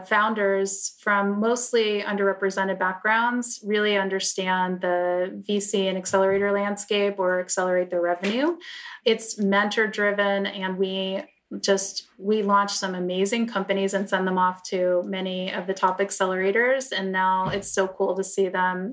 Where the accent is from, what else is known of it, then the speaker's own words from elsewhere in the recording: New York, United States; moved away as an adult; now in Los Angeles, United States; I grew up in New York, but I came out to LA in 2007